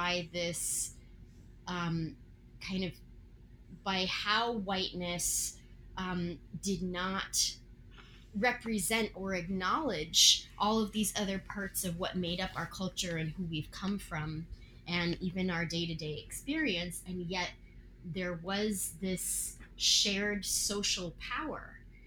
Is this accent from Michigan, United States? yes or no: no; Virginia, United States; I grew up in Virginia.